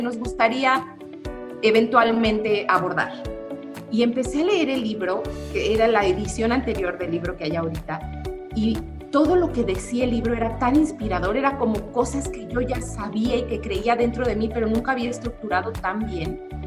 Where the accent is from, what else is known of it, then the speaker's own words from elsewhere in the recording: Cuernavaca, Morelos, Mexico; aquí en Cuernavaca, de donde yo soy